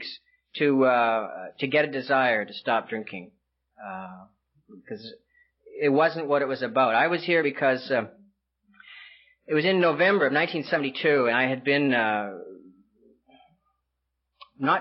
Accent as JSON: {"language": "English", "region": "British Columbia", "country": "Canada", "tie": "born or raised there", "also_born_or_lived": "California", "moved": "yes", "said": "I grew up in Canada, and I lived in British Columbia"}